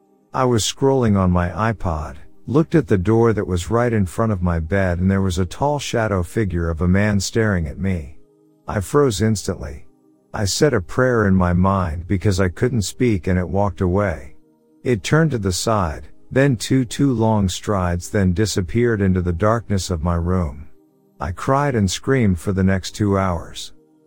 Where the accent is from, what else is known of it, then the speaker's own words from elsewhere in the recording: New South Wales, Australia; About 19 years ago, near my hometown in country New South Wales, I used to get driven to catch a bus from a town called Parks, about 1 hour from my hometown